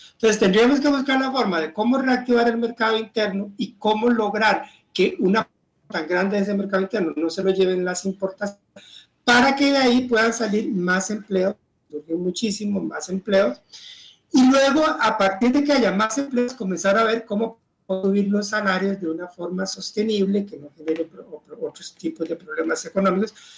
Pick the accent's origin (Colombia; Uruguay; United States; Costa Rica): Costa Rica